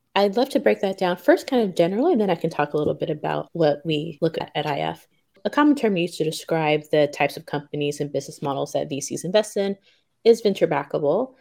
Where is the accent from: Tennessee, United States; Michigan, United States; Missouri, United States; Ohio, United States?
Tennessee, United States; Memphis; moved away as an adult; also born or lived in Stanford, California / Tokyo, Japan; now in Japan; I was born and raised in Memphis, Tennessee, and came to Japan about three and a half years ago